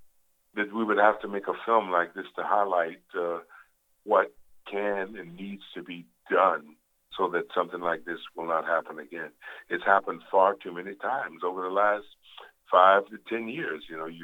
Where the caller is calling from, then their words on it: New Jersey, United States; I'm calling from New Jersey.